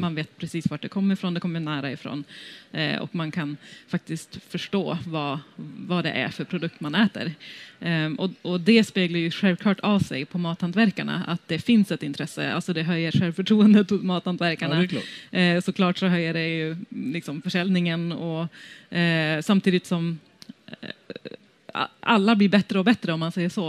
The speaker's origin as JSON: {"language": "Swedish", "region": "Västerbotten County", "country": "Sweden", "also_born_or_lived": "London", "moved": "yes", "said": "ursprungligen så kommer jag från Västerbotten"}